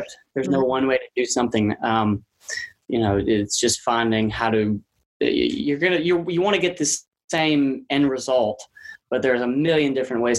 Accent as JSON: {"language": "English", "area": "about an hour south of New Orleans", "region": "Louisiana", "country": "United States", "also_born_or_lived": "Nashville", "moved": "yes", "said": "That is where I'm from. Yeah. I'm from about an hour south of New Orleans"}